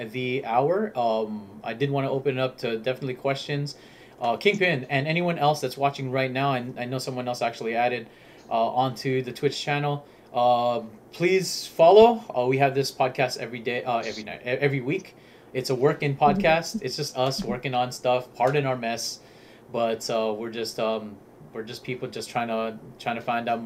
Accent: Southern California, United States; we are from California. SoCal

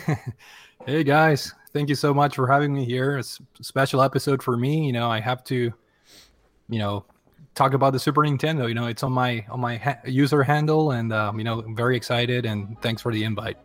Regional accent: Paraguay; moved away; I I grew up in South America, uh, born born and raised in, in Paraguay

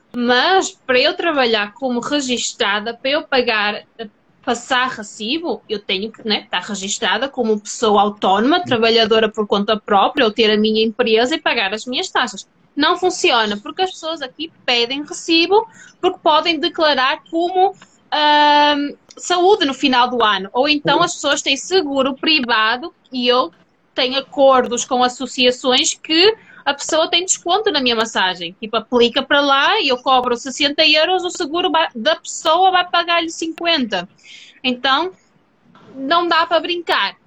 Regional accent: Portugal; eu sou portuguesa

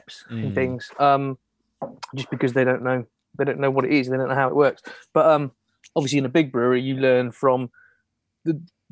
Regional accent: Burton-on-Trent, West Midlands, United Kingdom; moved away; I'm from Burton-on-Trent originally.

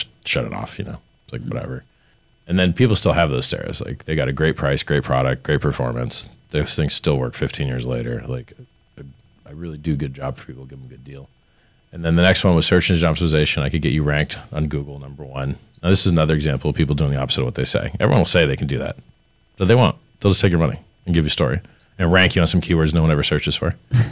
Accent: Fort Lauderdale, Florida, United States; I grew up in Fort Lauderdale.

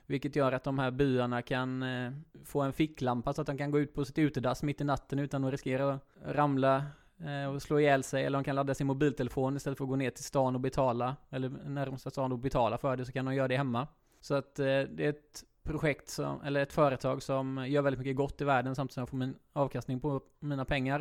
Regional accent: Gråbo, Västra Götaland, Sweden; now in Lerum, Sweden; Jag kommer från Gråbo

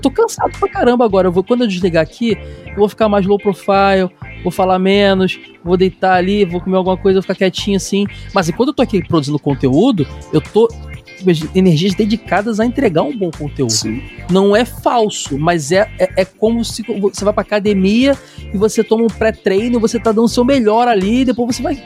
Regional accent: Rio de Janeiro, Brazil; Eu sou carioca

